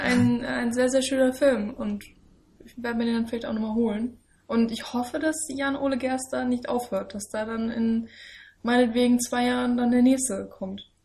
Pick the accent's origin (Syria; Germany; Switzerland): Germany; als Deutscher